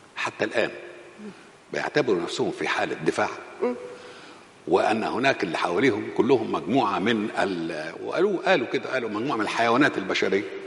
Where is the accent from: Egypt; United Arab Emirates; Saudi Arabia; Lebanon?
Egypt; احنا كمصريين